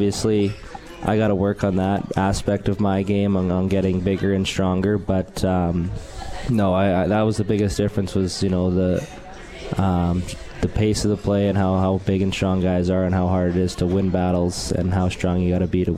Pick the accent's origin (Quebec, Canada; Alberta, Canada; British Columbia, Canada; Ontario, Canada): Alberta, Canada; moved away as an adult; now in Utica, United States; All my rest of my family's from BC, and my parent, and I'm from Alberta